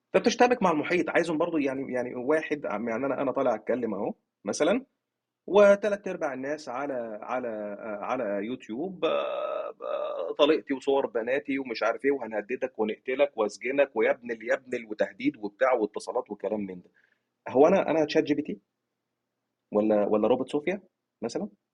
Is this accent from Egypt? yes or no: yes; Egypt; عندنا في مصر